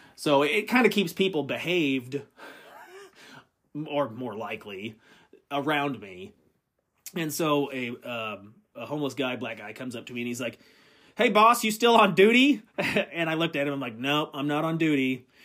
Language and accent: English; Midwest, United States; I'm from the Midwest